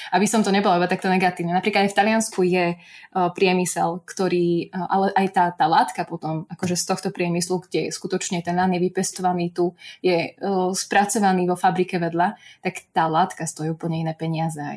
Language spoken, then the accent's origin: Slovak; central Slovakia, Slovakia; ale ako som spomínala, ja som zo stredného Slovenska